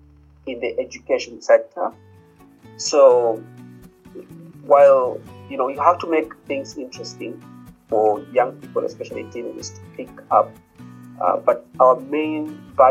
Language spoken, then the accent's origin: English; Kenya; also born or lived in University of Pennsylvania, United States; I'm a Kenyan, and I live in Nairobi.